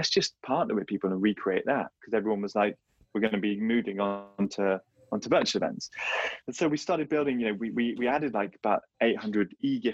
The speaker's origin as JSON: {"language": "English", "region": "London", "country": "United Kingdom", "said": "where I live, I'm from London"}